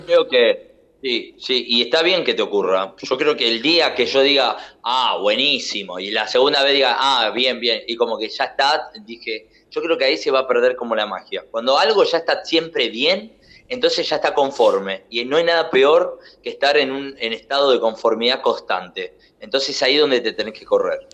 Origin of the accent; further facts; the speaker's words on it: Argentina; Yo soy argentino